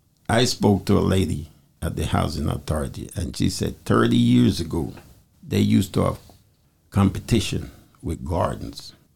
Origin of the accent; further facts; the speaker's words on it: Jamaica; now in Trenton, United States; Yeah, I'm a Jamaican man. I was born in Jamaica.